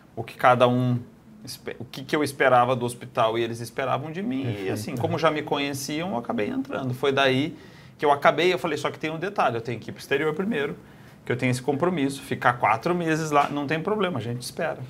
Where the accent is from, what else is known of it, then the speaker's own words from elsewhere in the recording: Curitiba, Paraná, Brazil; moved away as an adult; now in Barretos, Brazil; toda a infância passei lá